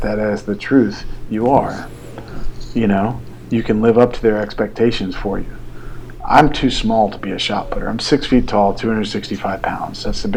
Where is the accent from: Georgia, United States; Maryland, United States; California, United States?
Georgia, United States; Atlanta; I'm from Atlanta